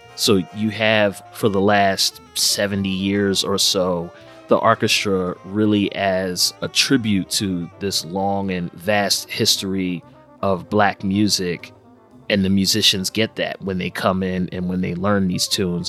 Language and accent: English; Philadelphia, Pennsylvania, United States; based here in my hometown of Philadelphia since 1968